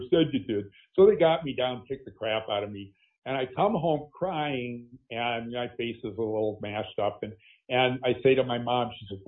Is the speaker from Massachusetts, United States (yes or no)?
no; Green Bay, Wisconsin, United States; I grew up in Green Bay, Wisconsin, a largely Catholic town